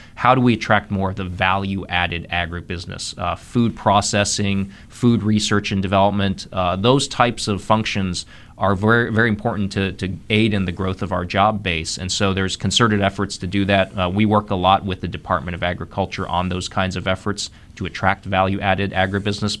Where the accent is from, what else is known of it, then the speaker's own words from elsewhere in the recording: Columbus, Ohio, United States; moved away as an adult; also born or lived in Missouri; now in North Carolina, United States; I'm a native of Ohio, born and raised in Columbus, Ohio